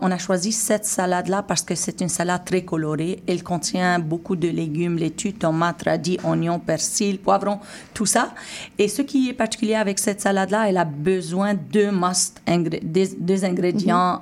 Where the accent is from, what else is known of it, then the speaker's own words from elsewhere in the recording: Syria; now in Montreal, Canada; en tant que Syrienne et en tant que Québécoise